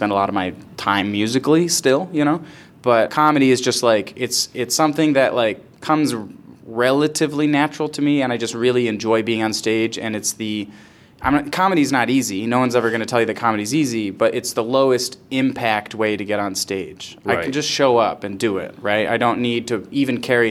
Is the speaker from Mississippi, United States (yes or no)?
no; Rochester area, New York, United States; I started doing comedy in Rochester, which is sort of where I'm from